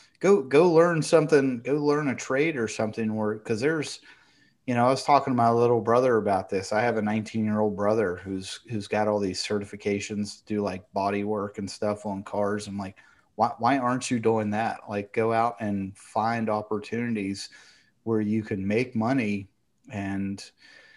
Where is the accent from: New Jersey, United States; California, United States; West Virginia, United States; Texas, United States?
West Virginia, United States; I'm from West Virginia too